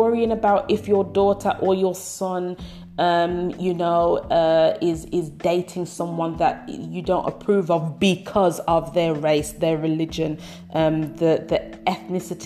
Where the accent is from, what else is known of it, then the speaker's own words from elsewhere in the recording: Birmingham, West Midlands, United Kingdom; I'm from Brumtown, I'm from Birmingham, UK